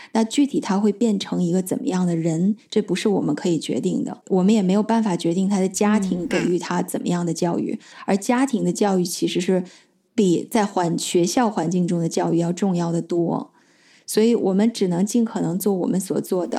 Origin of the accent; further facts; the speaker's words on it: China; moved away as an adult; 我小的时候是在中国长大的